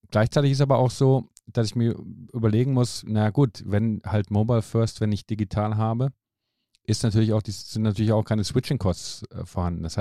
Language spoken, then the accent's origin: German; Finland; moved away; Also ich bin ja aus Finnland hierher gekommen und da haben wir ein anderes Gesundheitssystem.